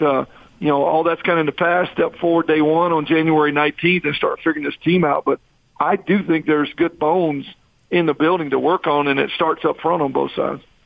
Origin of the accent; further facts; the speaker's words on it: Texas, United States; moved away as an adult; I'm from Texas